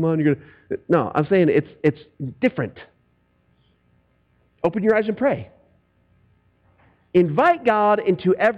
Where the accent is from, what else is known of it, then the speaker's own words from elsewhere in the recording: United States; I'm an American